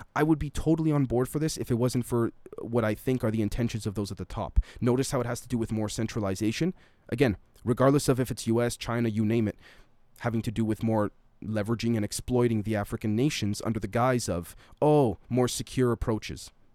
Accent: Canada; I'm Canadian, I currently live in Canada

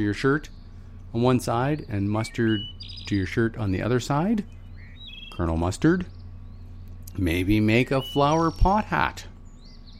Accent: Fort Nelson, British Columbia, Canada; I grew up in Fort Nelson, northern BC, way north

